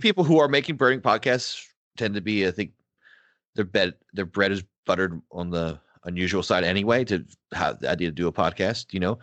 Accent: Pennsylvania, United States; also born or lived in Philadelphia; growing up in Pennsylvania, part of growing up working class

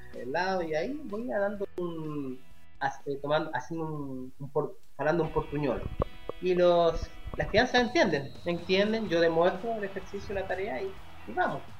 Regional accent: Chile; moved away as an adult; now in Brazil; yo como chileno

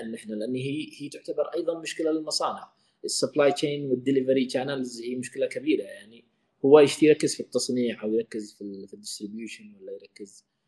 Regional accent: Yemen; عندنا في اليمن

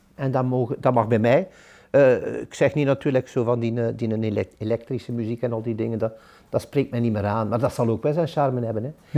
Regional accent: Ghent, Flanders, Belgium; moved away as an adult; now in De Haan, Belgium; ik ben een echte Gentenaar in artenieren. Ik zal dat ook blijven.

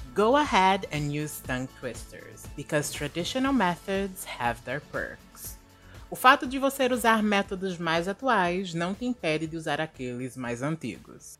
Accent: Brazil; accent: Brazilian; muito dificilmente vamos perder o nosso sotaque de brasileiro

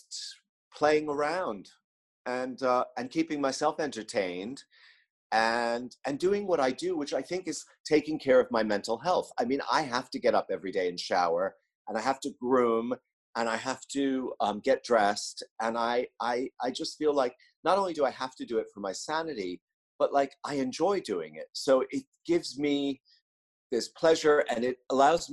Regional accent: New York, United States; my fashion life as a New Yorker

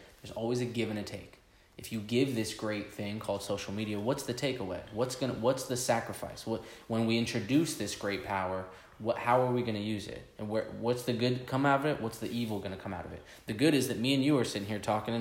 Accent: New Jersey, United States; I came from Jersey

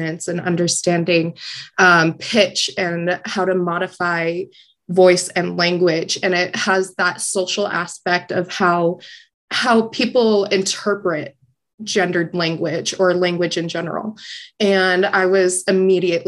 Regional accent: San Diego, California, United States; moved away as an adult; now in Syracuse, United States; I am originally from San Diego, California.

